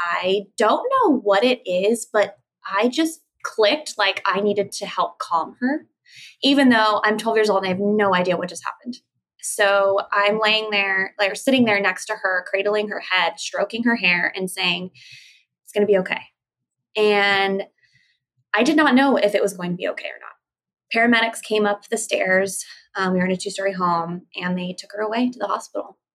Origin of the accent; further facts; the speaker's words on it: San Diego, California, United States; I grew up with my parents in San Diego